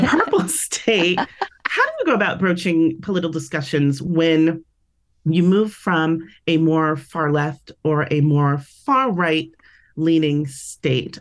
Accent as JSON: {"language": "English", "town": "San Francisco", "region": "California", "country": "United States", "moved": "as an adult", "lives_now": "Las Vegas, United States", "said": "I am originally from the Bay Area, San Francisco"}